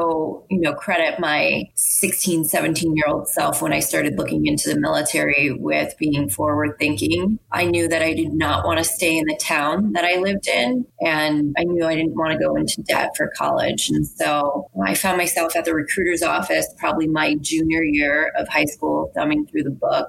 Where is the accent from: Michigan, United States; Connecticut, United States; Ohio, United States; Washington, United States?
Connecticut, United States; So I'm originally from Connecticut, and my mom had me as a young single mother.